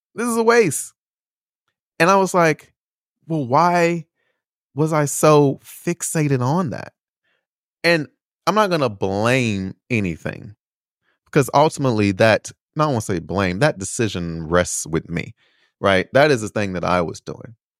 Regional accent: United States; moved away as an adult; also born or lived in Chicago / Indiana / Beijing / Taiwan; I am American. I was born here. I was raised here

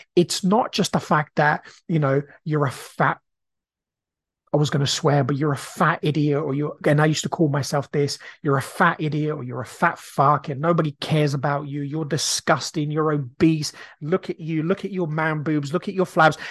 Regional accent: Brazil; now in United Kingdom; I grew up in a council estate. When I grew up in Brazil, we were very, very poor.

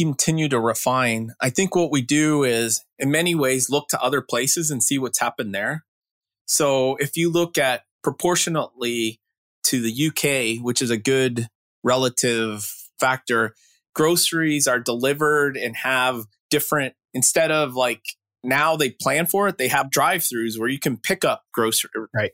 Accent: Canada; I grew up in Canada graduate of Waterloo computer science up there

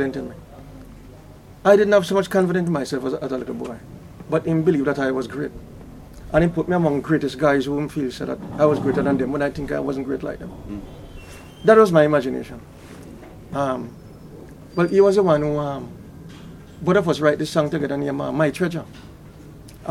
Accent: Kingston, Saint Andrew, Jamaica; also born or lived in Waterhouse, Kingston 11; I was born in Johnstone in Kingston, St. Andrew

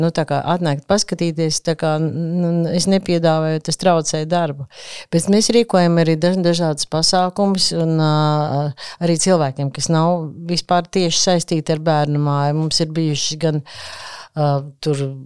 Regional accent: Riga, Latvia; Es pat esmu piedzīvo, vietējais iedzīvotājs, aborigēns. Es esmu no Zaslauka

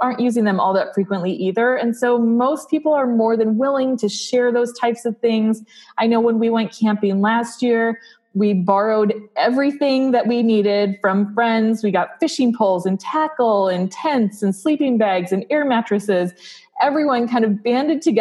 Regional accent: South Dakota, United States; I grew up in South Dakota.

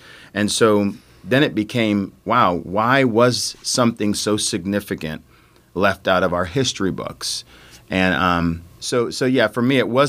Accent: United States; born there; where I was born in the United States, but a lot of my understanding of life comes from a Caribbean background.

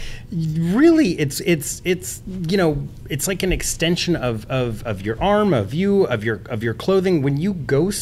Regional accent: Texas, United States; moved away as an adult; now in California, United States; I grew up in Texas

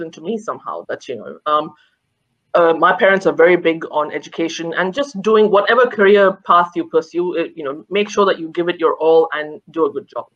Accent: India; now in Australia; growing up in India

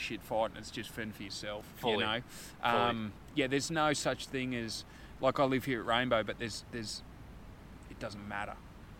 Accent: Fingal Head, New South Wales, Australia; I grew up in Fingal.

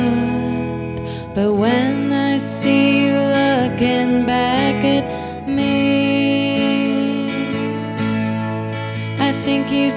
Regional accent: St. Joseph, Michigan, United States; also born or lived in Detroit, Michigan; I grew up in southwest Michigan on the lake in a town called St. Joseph.

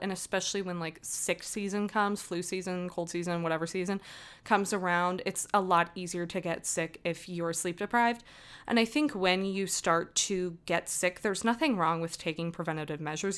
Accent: Las Vegas, Nevada, United States; moved away as an adult; also born or lived in New Jersey; I am from Las Vegas originally.

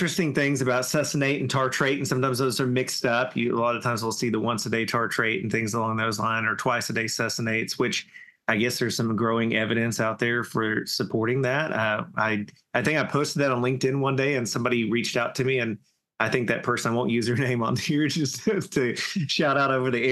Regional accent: Southern, United States; accent: Southern; my Southern accent

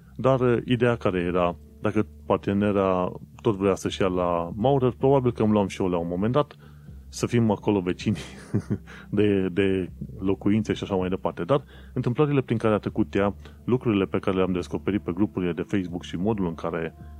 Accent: Romania; moved away as an adult; now in London, United Kingdom; că sunt din România, că sunt străin

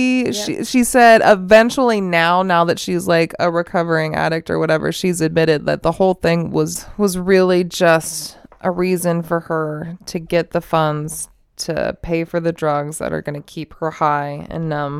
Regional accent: Las Vegas, Nevada, United States; And when I was growing up, I grew up in Vegas, blah, blah, blah, blah, blah.

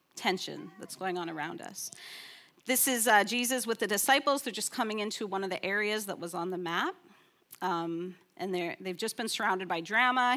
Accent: Canada; I'm from Canada

